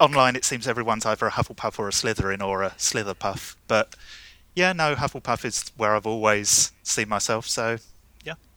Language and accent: English; London, United Kingdom; I'm from London in the U K